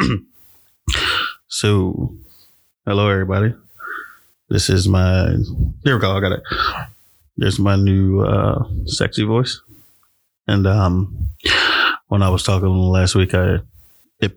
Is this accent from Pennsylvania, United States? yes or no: yes; Philadelphia, Pennsylvania, United States; I'm from Philly